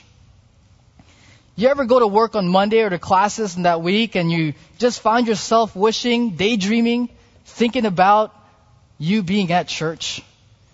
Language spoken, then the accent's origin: English; Philippines; being a Filipino